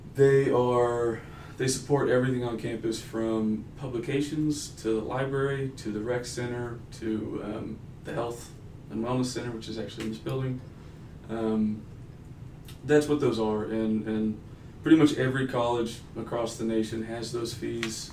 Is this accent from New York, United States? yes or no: no; Denton, Texas, United States; also born or lived in Pueblo, Colorado; I grew up in Denton, Texas